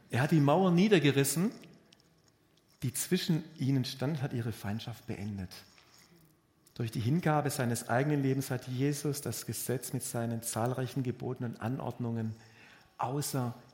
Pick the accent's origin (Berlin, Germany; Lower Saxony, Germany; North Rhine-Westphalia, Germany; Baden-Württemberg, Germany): Baden-Württemberg, Germany; Also die Bea kommt aus dem Badischen und ich komme aus, Würden, aus Württemberg.